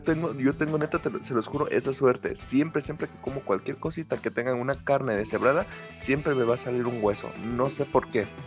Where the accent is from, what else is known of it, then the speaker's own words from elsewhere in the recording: Mexico; aunque somos de México